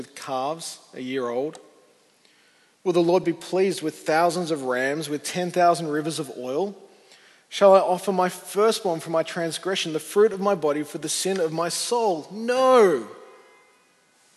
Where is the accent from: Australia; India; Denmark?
Australia; Sydney, New South Wales; I grew up on the North Shore, and Justin was my youth minister way back in the day